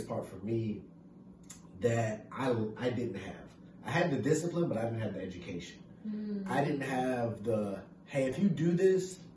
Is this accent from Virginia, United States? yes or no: yes; Stafford, Virginia, United States; growing up in Stafford